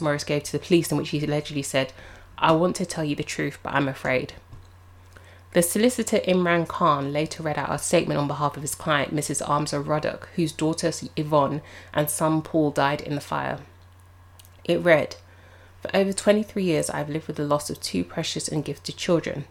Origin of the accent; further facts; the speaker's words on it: London, United Kingdom; as a Londoner